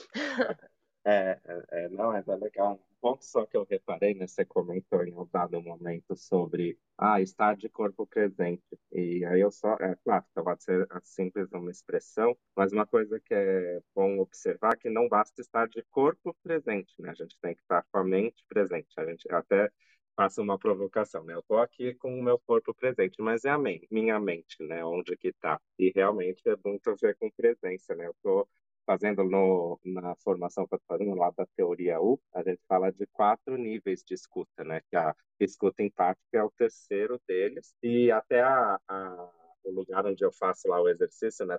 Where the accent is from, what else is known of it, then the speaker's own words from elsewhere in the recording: São Paulo, Brazil; now in Campinas, Brazil; Sou de São Paulo, assim como André, mas estou em Campinas, que é um lugar que eu adotei aí para viver